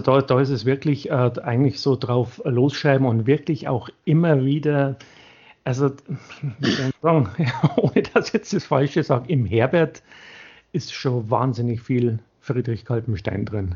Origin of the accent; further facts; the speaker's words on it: Bavaria, Germany; für mich als Bayer